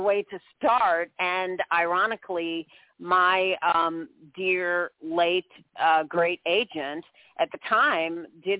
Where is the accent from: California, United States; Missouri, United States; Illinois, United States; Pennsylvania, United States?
Missouri, United States; St. Louis; moved away as an adult; also born or lived in Kirksville, Missouri; now in New York, United States; I was born in St. Louis, Missouri, actually.